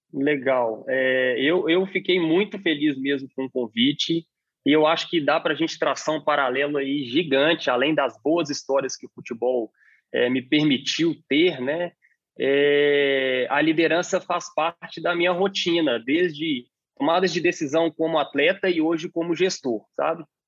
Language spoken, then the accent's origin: Portuguese; Belo Horizonte, Minas Gerais, Brazil; also born or lived in Portugal; Sou de Belo Horizonte. Sou de Belo Horizonte